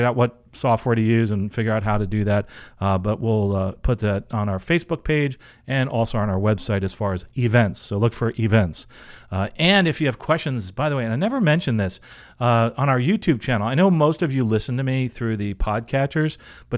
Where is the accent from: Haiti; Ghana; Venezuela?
Venezuela; now in United States; To give some context, I'm from Venezuela, living in the U.S., I've always wanted to fly